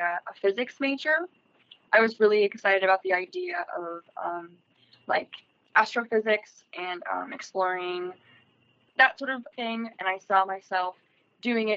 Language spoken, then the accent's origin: English; United States; where I grew up in Laneville my whole life